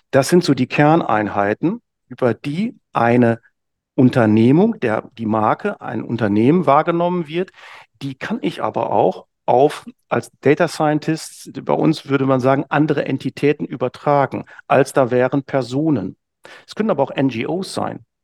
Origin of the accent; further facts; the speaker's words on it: Hamburg, Germany; Als Hamburger würde ich da sagen, ne, ich muss eben wissen, wenn ich unten am Fischmarkt stehe, kriege ich heute noch nasse Füße oder nicht.